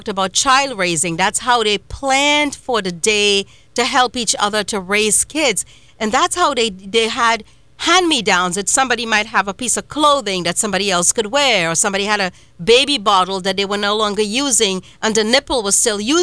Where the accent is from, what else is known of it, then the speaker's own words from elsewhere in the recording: Trinidad & Tobago; now in United States; I was born and raised in Trinidad and Tobago in a little village called Coryell Village